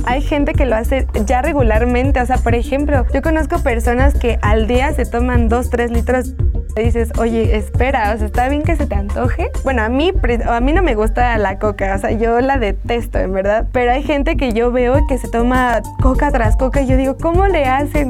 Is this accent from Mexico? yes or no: yes; Mexico; nosotros como mexicanos